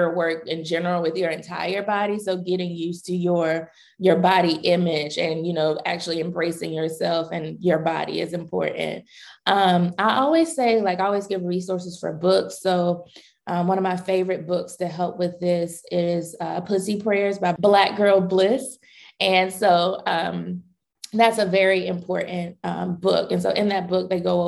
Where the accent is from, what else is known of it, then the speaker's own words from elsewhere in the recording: North Carolina, United States; I grew up in North Carolina, so I was definitely in the Bible Belt.